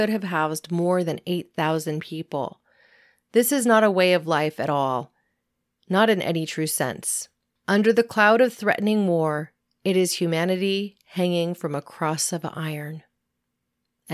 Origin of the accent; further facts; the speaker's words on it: California, United States; my home state of California